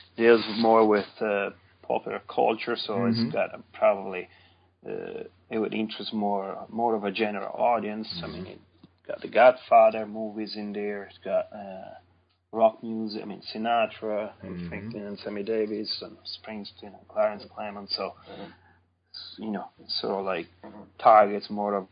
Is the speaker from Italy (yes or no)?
yes; near Sant'Anna di Stazzema, Tuscany, Italy; now in North Carolina, United States; St. Anna is just very little, more of a, here you would say a village, which is actually some 10 miles from my hometown